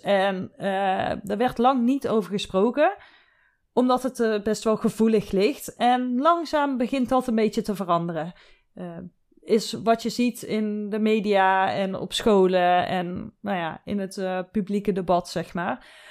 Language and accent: Dutch; southern Netherlands, Netherlands; ik kom uit het zuiden van Nederland, daar wordt carnaval gevierd